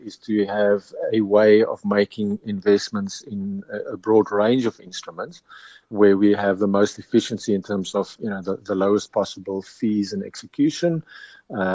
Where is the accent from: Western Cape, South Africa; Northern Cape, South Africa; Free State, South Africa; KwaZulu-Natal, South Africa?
Northern Cape, South Africa; Pofadder; moved away as an adult; also born or lived in Stellenbosch; I'm a farmer's son. My family have been sheep farmers in the big metropolis of Pofadder, which is up in the Northern Cape, just south of the Namibian border.